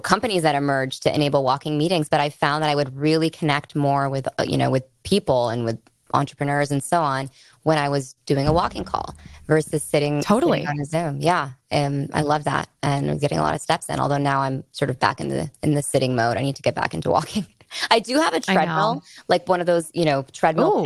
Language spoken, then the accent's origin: English; Bay Area, California, United States; I grew up in the Bay Area.